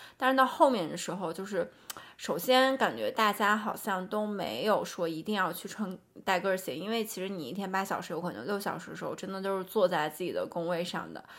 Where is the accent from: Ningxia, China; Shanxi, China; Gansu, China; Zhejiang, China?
Gansu, China; Tianshui; moved away; 我有可能不会待在天水这样的一个我们的家乡